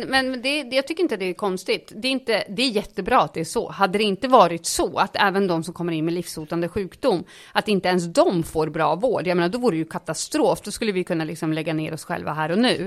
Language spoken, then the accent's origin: Swedish; Uppsala, Uppsala County, Sweden; also born or lived in Stockholm; I Uppsala gick jag i skolan och bodde med min mamma och sen var jag hos pappa på helgerna i Stockholm.